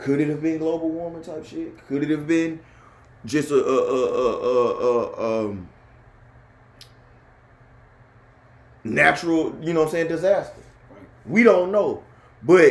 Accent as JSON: {"language": "English", "town": "Houston", "region": "Texas", "country": "United States", "tie": "born or raised there", "moved": "yes", "lives_now": "Virginia, United States", "said": "Live in Virginia, but my hometown is Texas."}